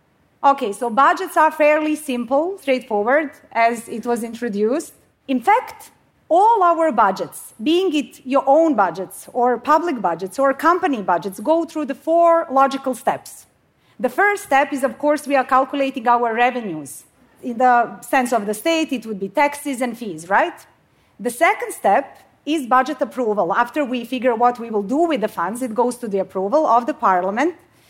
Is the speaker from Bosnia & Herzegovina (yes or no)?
yes; Bosnia & Herzegovina; now in Sweden; So I come from Bosnia. I mean, I live in Sweden now, but you don't need to know my whole life story. But the story that I do want to share is from my home country.